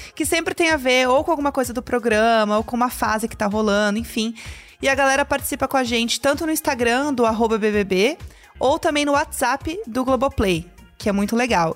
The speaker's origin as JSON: {"language": "Portuguese", "country": "Brazil", "said": "eu sou brasileira"}